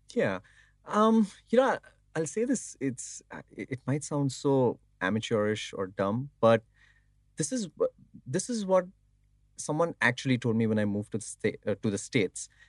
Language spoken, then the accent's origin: English; India; moved away as an adult